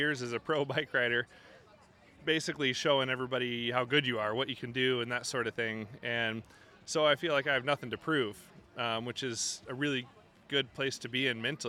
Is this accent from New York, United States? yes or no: no; Kentucky, United States; moved away; I grew up in Kentucky